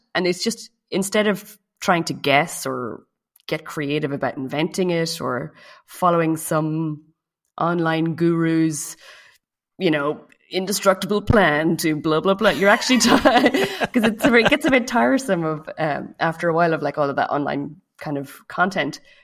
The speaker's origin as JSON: {"language": "English", "country": "Ireland", "moved": "as an adult", "lives_now": "France", "said": "I live in France, uh, but I'm from Ireland"}